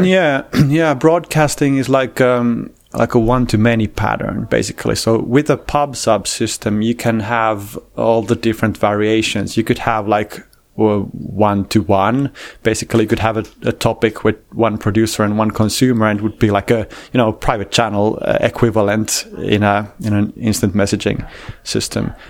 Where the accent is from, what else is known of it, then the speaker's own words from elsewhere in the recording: Finland; I'm a Finnish guy.